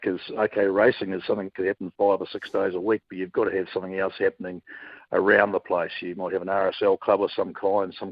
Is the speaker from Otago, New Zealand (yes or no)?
yes; Dunedin, Otago, New Zealand; now in Queensland, Australia; growing up in Dunedin